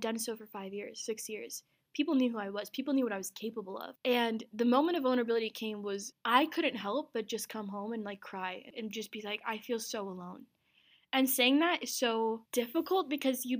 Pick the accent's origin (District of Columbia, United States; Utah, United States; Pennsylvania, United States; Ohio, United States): Utah, United States; Ogden; also born or lived in Pakistan / Azad Kashmir / New York / Salt Lake City; I was born in Pakistan, lived in New York for 2 years, came to Utah. But I had moved my junior year of high school to Salt Lake from Ogden, where I grew up